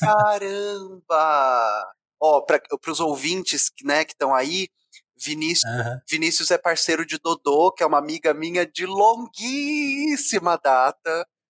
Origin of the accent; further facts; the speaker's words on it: Ribeirão Preto, São Paulo, Brazil; moved away; also born or lived in Rio de Janeiro; Eu sou do interior de São Paulo, nasci em Ribeirão Preto